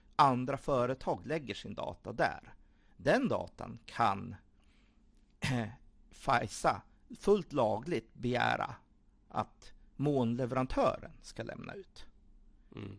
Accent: Sweden; jag som svensk

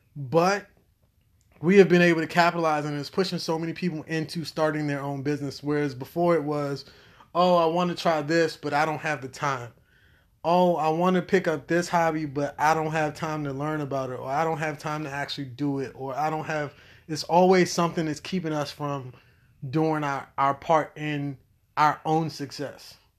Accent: United States; I'm from America.

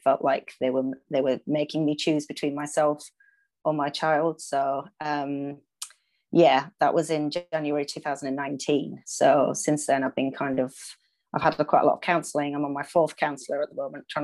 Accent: Leeds, Yorkshire and the Humber, United Kingdom; now in London, United Kingdom; I'm from Leeds originally, but I live in London with my husband.

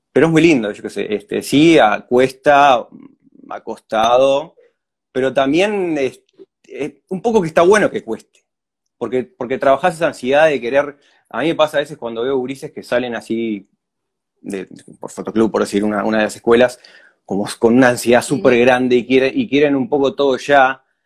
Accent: La Paloma, Rocha, Uruguay; soy de La Paloma, sí, nací en Rocha, pero viví toda la vida en La Paloma.

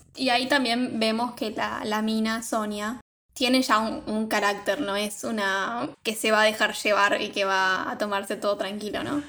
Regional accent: Argentina; acá en Argentina en mi época de chica

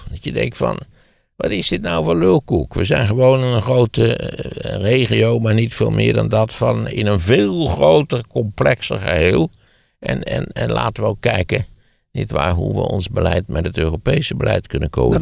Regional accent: Netherlands; wij zijn toch als Nederlanders

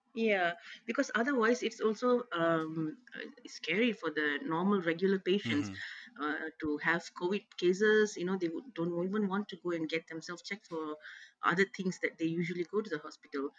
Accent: Malaysia; as a Malaysian

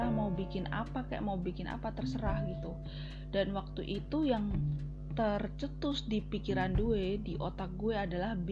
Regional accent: Solo, Central Java, Indonesia; di kota gue Solo itu ada sebuah stasiun bukan sebuah ya tapi ada beberapa stasiun radio

